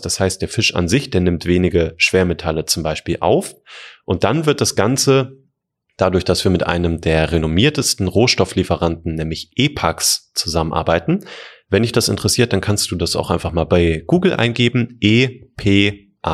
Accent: Germany; bei uns in Deutschland

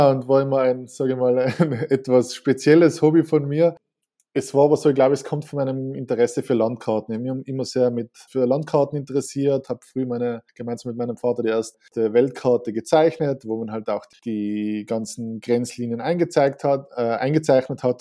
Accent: Tyrol, Austria; möchte jetzt fast als Tiroler nicht, den nicht nennen

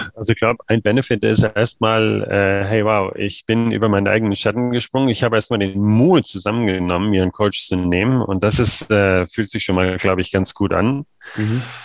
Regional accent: Germany; Ich als Deutscher

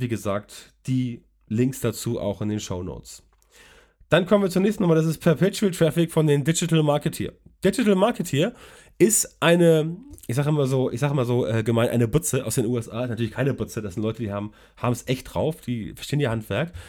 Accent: Hamburg, Germany; ich komme aus Hamburg

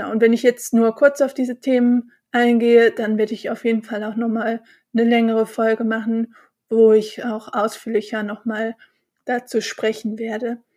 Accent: Bonn, North Rhine-Westphalia, Germany; Ich bin äh, Rheinländerin, ich bin in Bonn geboren und aufgewachsen und ich feiere total gerne Karneval

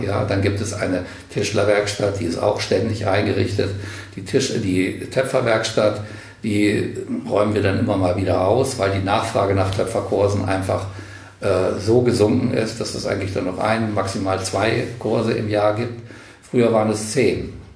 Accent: Bad Karlshafen, Hesse, Germany; also born or lived in Kassel; now in Wendland, Germany; ich stamme aus Karlshafen an der Weser mit Blick auf Würgersen. Und Würgersen war Atomkraftwerk. Und in meiner Jugend habe ich das sozusagen aus dem Kinderzimmer wachsen sehen

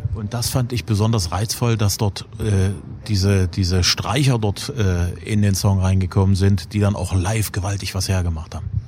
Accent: the East, East Germany, Germany; als Kind im Osten

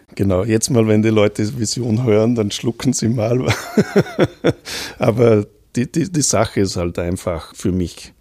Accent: Gurten, Upper Austria, Austria; moved away as an adult; also born or lived in Toronto, Canada / Vienna, Austria / Braunschweig, Germany; mein Dorfverein, wo ich herkomme, die Union Gurten

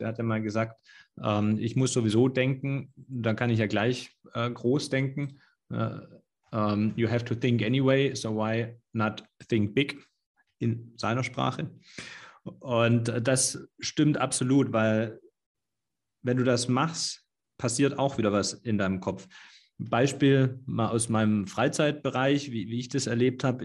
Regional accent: Swabia, Germany; für mich als Schwaben

